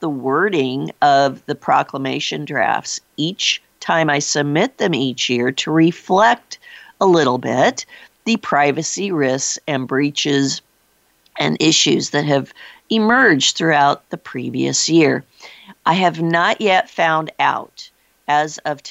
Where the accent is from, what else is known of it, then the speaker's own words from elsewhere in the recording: Iowa, United States; my home state of Iowa